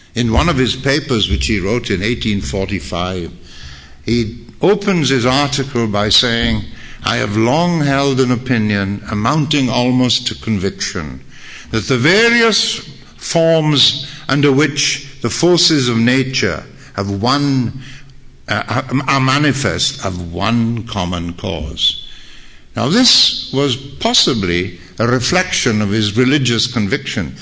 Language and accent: English; Wales, United Kingdom; I'm a Welshman